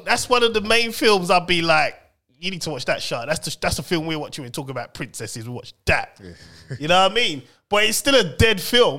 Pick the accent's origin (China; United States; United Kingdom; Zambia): United Kingdom; England; But I'm English.